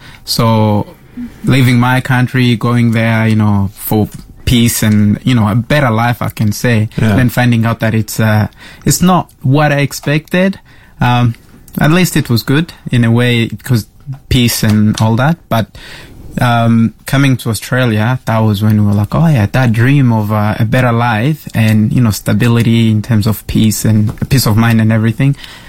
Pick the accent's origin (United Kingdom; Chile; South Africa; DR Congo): DR Congo; English is a second language; moved away; I'm from the Democratic Republic of Congo, so that's central of Africa, where there is a lot of political issues.